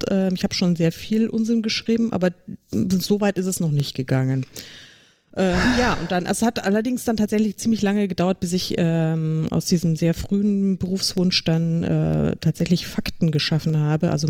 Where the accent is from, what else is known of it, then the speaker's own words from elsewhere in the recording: Munich, Bavaria, Germany; komme ursprünglich tatsächlich aus München, auch wenn man es mir im Podcast nicht anhört, aber ich bin eine echte Münchnerin. Und ich kann auch bayerisch, wenn es sein muss.